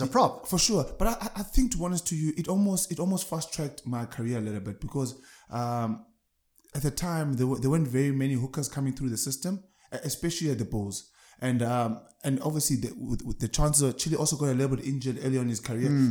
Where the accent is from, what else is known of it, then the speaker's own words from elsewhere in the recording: Eastern Cape, South Africa; moved away as an adult; now in Pretoria, South Africa; As an Eastern Cape boy, I come from Eastern Cape.